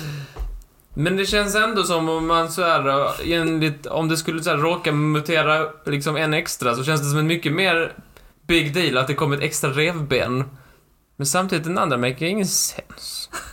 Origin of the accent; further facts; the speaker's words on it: Skåne, Sweden; accent: Skånska; På min skånska